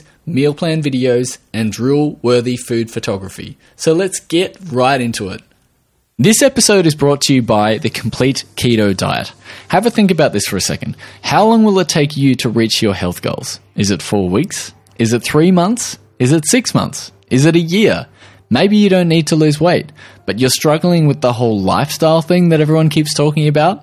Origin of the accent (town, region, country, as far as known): Australia; accent: Australian